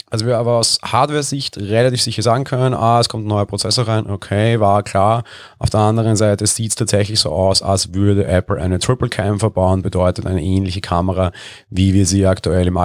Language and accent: German; Vienna, Austria; ich bin Wiener, ich sehe jeden Tag in der Wiener Innenstadt tausende Touristen gefühlt